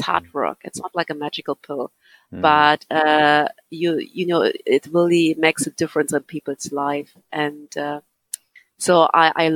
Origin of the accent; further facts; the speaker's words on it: Berlin, Germany; English is a second language; now in Ireland; I grew up in East Berlin